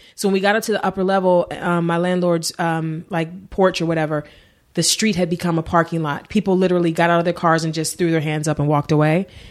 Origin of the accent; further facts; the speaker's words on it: Cleveland, Ohio, United States; moved away as an adult; also born or lived in Warrensville Heights, Ohio; now in Los Angeles, United States; I grew up in East Cleveland. I, I moved to Warrensville. It's like a suburb when I was, like, in fifth grade